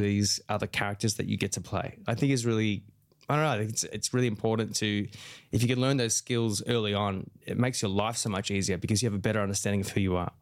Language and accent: English; Australia; my own experience as an Aussie man